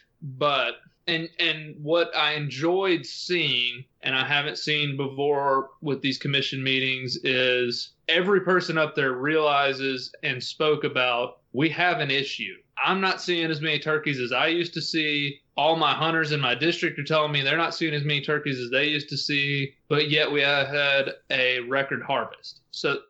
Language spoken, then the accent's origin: English; Tennessee, United States; Tennessee, which is my home state